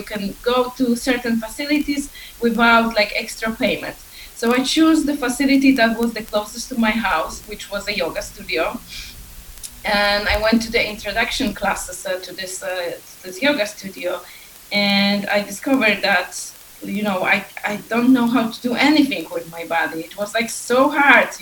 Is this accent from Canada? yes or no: no; Poland; now in Iceland; I am originally from Poland. I'm currently living in Iceland.